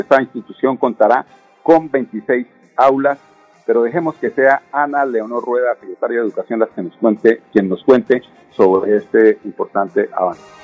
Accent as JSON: {"language": "Spanish", "country": "Colombia", "said": "somos todos de Colombia"}